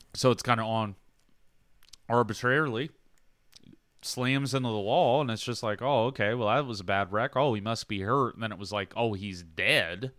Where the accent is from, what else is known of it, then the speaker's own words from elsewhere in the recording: Southern, Southern United States, United States; accent: Southern; my accent comes out So I start, like, getting weirdly Southern